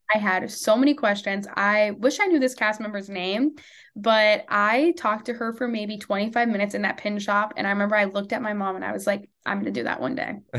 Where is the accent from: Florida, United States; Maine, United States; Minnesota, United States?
Minnesota, United States; Maple Grove; I am from Maple Grove, Minnesota